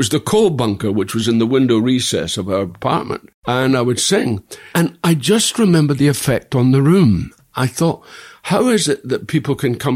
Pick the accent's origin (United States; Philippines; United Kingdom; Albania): United Kingdom; Dundee, Scotland; in my hometown, we had 21 movies. So I had the great inspiration of going to every picture house there was.